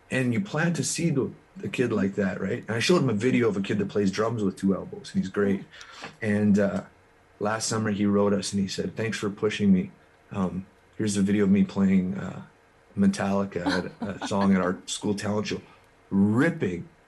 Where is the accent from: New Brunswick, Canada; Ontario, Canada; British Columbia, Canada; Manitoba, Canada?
Manitoba, Canada; Kleefeld; i'm a kid from Kleefeld manitoba